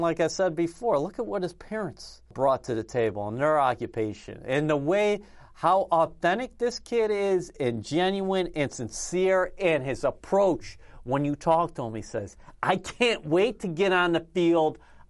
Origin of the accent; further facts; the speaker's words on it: East Coast, United States; even though I grew up on the East Coast